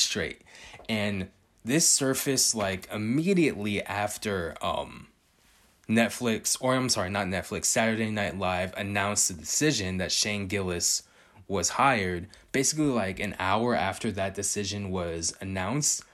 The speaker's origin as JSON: {"language": "English", "region": "California", "country": "United States", "tie": "born or raised there", "said": "I was born and raised in California"}